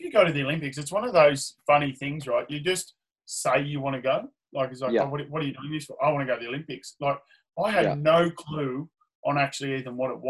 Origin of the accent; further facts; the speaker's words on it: Sydney, New South Wales, Australia; So I'm from Sydney. And I live not far from Bondi Beach, probably a little bit more well-known Bondi, that I grew up in a place called Bronte, which actually, believe it or not, it's a beach.